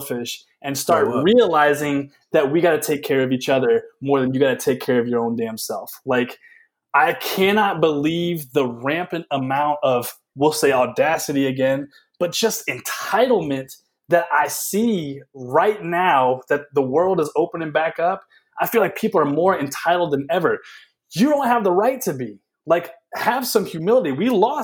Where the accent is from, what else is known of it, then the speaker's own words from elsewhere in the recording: the South, United States; moved away; I am a Southerner